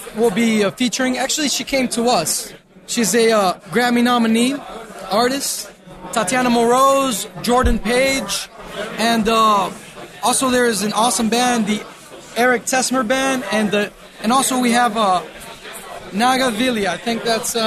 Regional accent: Colombia; now in Austin, United States; I'm from Colombia, South America, and I decided to go to the most happening place in the United States, which is Austin, Texas, to get Bitcoin going

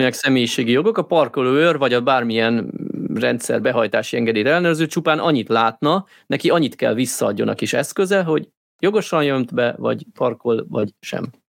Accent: Hungary; én amúgy magyar vagyok, nem lengyel

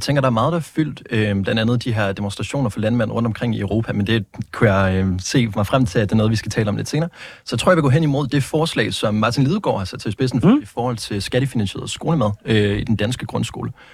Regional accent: Vejle, Southern Denmark, Denmark; moved away as an adult; now in Aarhus, Denmark; Jeg kommer fra, øh, fra Vejle. Øh, altså, jeg er, født i, jeg er født i Aarhus, Skyby, men siden jeg har været to år gammel, så har jeg så øh, været bosat i øh, Vejle, der er jeg gået i skole, der er jeg gået i gymnasiet

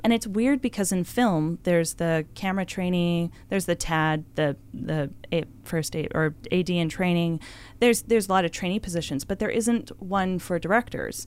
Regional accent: Victoria, British Columbia, Canada; I grew up in Victoria

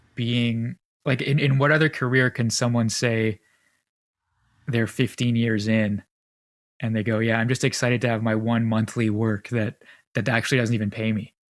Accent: Canada; as a Canadian

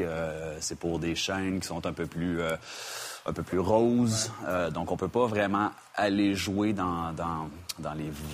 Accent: Quebec, Canada; now in United States; je suis canadien et québécois

